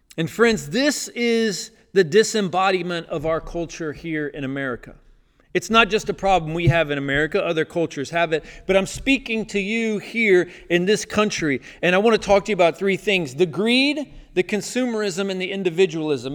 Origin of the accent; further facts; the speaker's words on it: the South, United States; growing up in the South